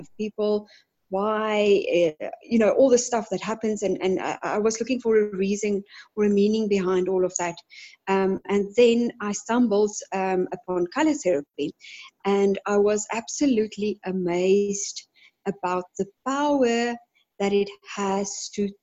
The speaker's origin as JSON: {"language": "English", "town": "Johannesburg", "region": "Gauteng", "country": "South Africa", "said": "I am from Johannesburg in South Africa"}